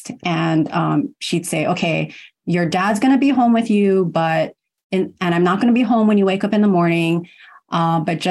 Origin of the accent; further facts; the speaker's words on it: Honolulu, Hawaii, United States; also born or lived in Kumamoto, Japan; I was born in Japan, in Kumamoto, and I was adopted, but raised here in Honolulu.